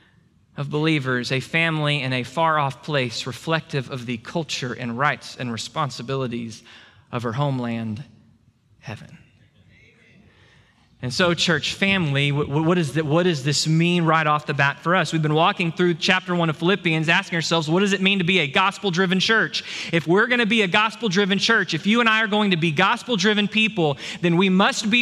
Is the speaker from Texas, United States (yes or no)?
yes; Texas, United States; I'm grateful and proud to be a Texan.